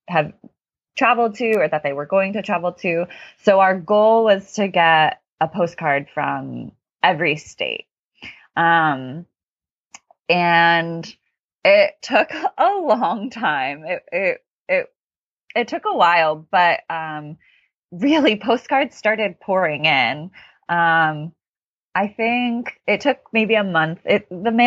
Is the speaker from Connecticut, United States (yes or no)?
yes; Connecticut, United States; I'm from the East Coast, as I said, Connecticut